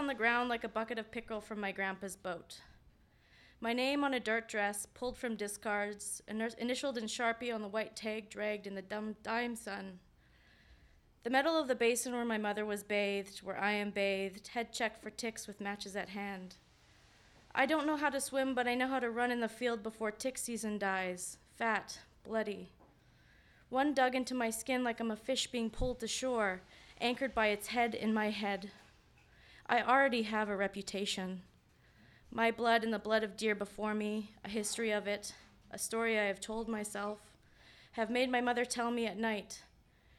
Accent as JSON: {"language": "English", "town": "Selkirk", "region": "Manitoba", "country": "Canada", "tie": "born or raised there", "said": "my hometown in Selkirk, Manitoba"}